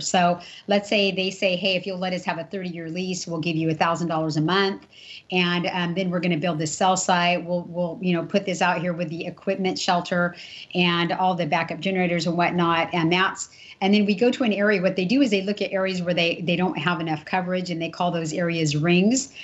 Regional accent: Imperial Valley, California, United States; I grew up in Imperial Valley at SDSU, San Diego State

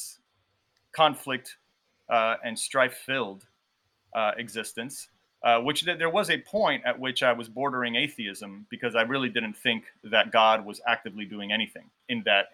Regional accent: Miami, Florida, United States; when I was growing up in Miami

